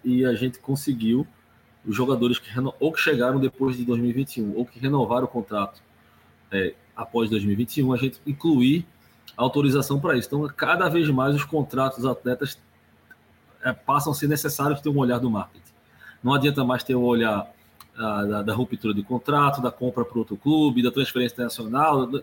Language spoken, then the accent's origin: Portuguese; Recife, Pernambuco, Brazil; moved away as an adult; now in Santos, Brazil; meu sotaque facilmente vai demonstrar para você, eu não sou de Santos, eu sou de Recife